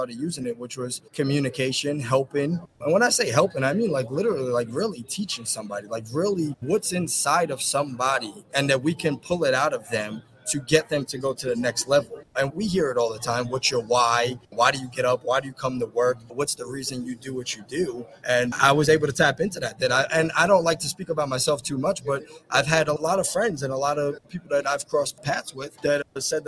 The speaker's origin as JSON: {"language": "English", "town": "New York City", "region": "New York", "country": "United States", "tie": "born or raised there", "moved": "as an adult", "lives_now": "Texas, United States", "said": "I was born and raised in New York City and moved over to Texas 4 years ago with my family"}